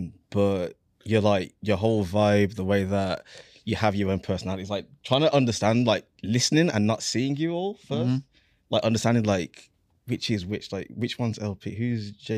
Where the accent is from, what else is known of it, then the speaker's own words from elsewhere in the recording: Birmingham, West Midlands, United Kingdom; now in New Jersey, United States; I'm from Birmingham. I live in New Jersey now.